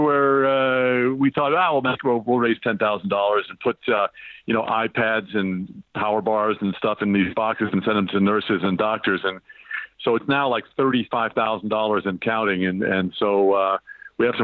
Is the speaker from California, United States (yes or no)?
no; Long Island, New York, United States; moved away as an adult; now in Los Angeles, United States; I'm originally from Long Island